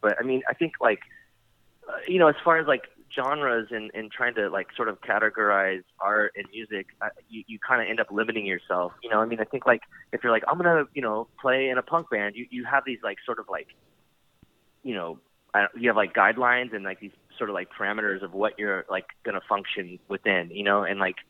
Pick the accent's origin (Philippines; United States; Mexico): United States; San Diego, California; growing up in San Diego and starting to play music, like when I started playing when I was 15, you know, a lot of it's not like Los Angeles